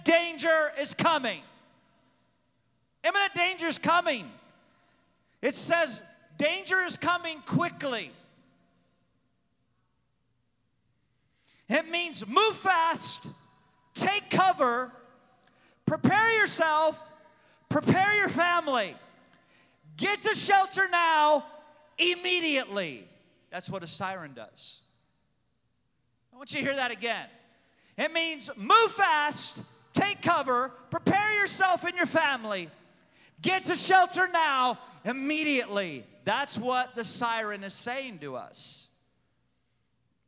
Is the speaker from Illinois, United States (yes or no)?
yes; Pekin, Illinois, United States; I was born in Pekin, Illinois